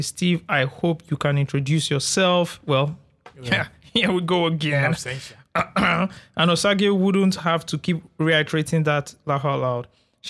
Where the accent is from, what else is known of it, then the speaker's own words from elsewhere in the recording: Ikeja, Lagos, Nigeria; I grew up in Ikpaja, right?